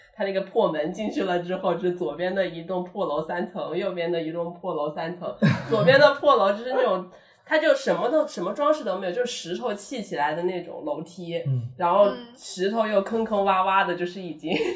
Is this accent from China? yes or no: yes; China; now in Paris, France; 我们中国人